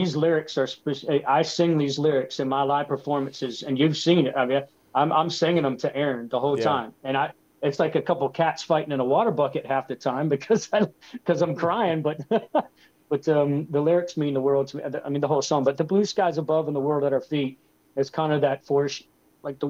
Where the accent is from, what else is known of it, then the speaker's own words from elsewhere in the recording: Floral City, Florida, United States; as a kid growing up in Florida